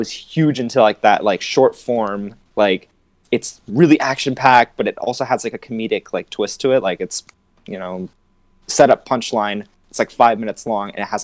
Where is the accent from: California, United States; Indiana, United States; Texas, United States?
California, United States; Los Angeles; I'm from Los Angeles